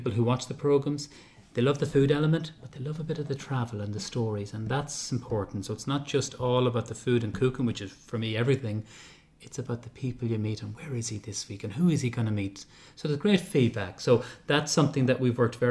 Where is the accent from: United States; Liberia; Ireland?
Ireland; we're very lucky as Irish people